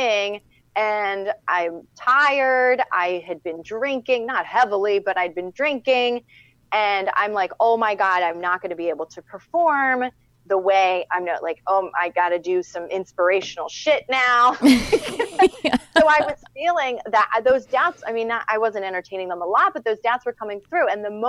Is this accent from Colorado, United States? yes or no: no; Philadelphia, Pennsylvania, United States; I'm from Philadelphia